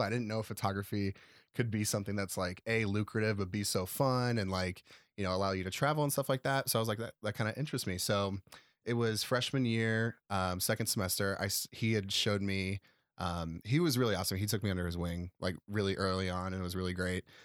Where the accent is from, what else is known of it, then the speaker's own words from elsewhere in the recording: Chicago area, Illinois, United States; also born or lived in Nebraska; now in Chicago, United States; even though I was from the area, I wasn't from Chicago